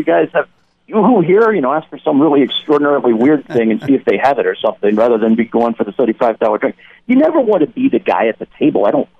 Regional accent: the South, United States; I'm from the South

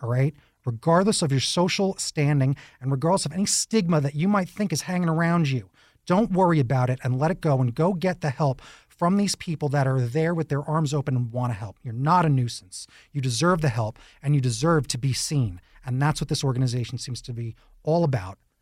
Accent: New York, United States; now in Tucson, United States; I'm a New Yorker

